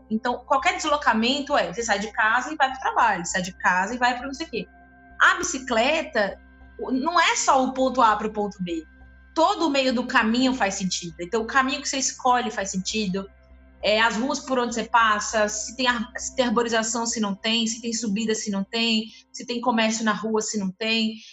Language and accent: Portuguese; Northeast Region, Brazil; isso é uma coisa que para mim como nordestina chamava muita atenção